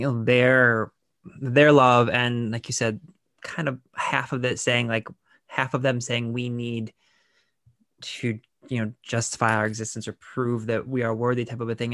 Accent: Lorain, Ohio, United States; I'm from Laredo, Ohio, where Toni Morrison is from

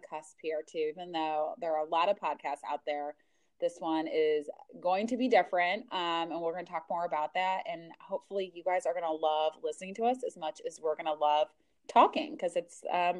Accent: St. Louis, Missouri, United States; we are from the Midwest. I am from St. Louis

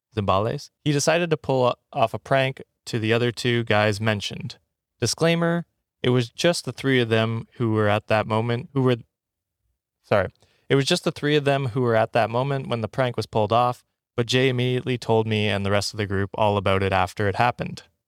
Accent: Canada; moved away as an adult; now in Ottawa, Canada; I grew up in the woods

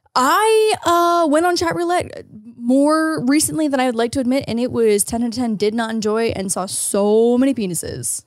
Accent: Ontario, Canada; As an Ontarian

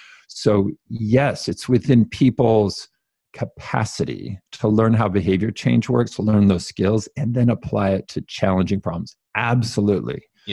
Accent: California, United States; So I grew up Mormon. I grew up in California, very strong Mormon family.

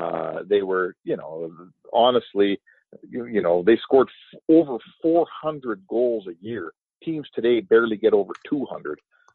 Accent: Canada; as a Canadian

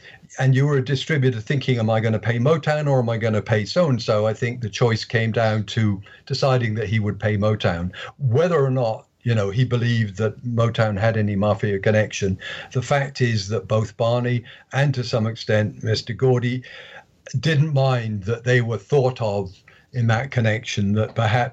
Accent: Bristol, South West England, United Kingdom; my hometown of Bristol

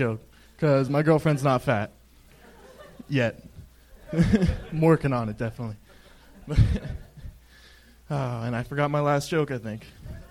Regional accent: California, United States

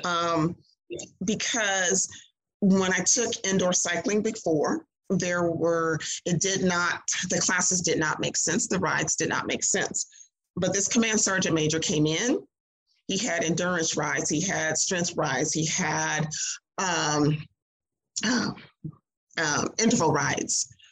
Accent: Mississippi, United States; moved away as an adult; also born or lived in Clarksville, Tennessee; I grew up in Mississippi

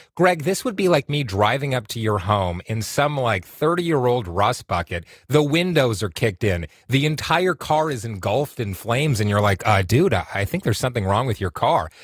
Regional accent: Whitby, Ontario, Canada; also born or lived in Oshawa; I grew up in Whitby, Oshawa. I live in Oshawa right now

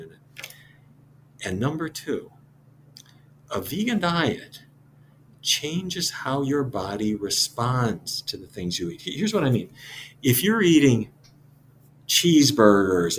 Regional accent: Fargo, North Dakota, United States; I grew up in Fargo, North Dakota

